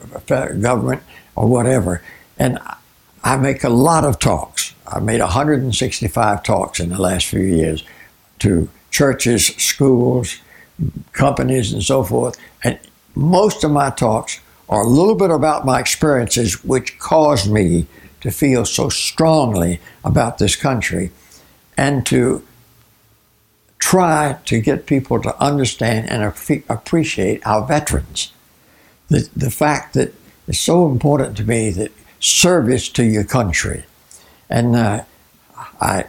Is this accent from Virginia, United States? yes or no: yes; Virginia, United States; moved away as an adult; now in Arizona, United States; As an American raised in Virginia